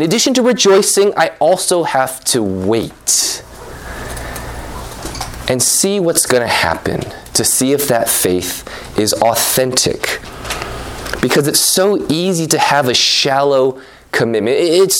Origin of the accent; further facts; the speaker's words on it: California, United States; I remember, you know, I grew up in NorCal.